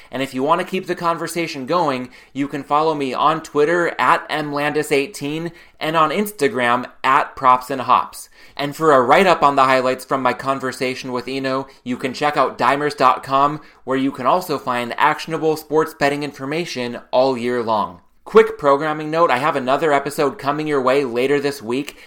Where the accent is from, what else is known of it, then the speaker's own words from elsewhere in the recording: Oceanside, California, United States; moved away; based out of my hometown in Oceanside, North San Diego County